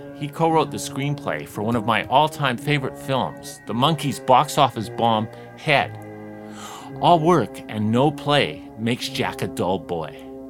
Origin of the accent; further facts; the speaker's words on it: Vancouver, British Columbia, Canada; I'm in my hometown, Vancouver, British Columbia.